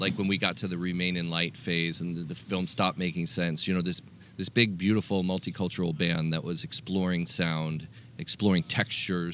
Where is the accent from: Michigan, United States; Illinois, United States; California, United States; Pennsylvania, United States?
California, United States; Los Angeles; a Los Angeles boy like myself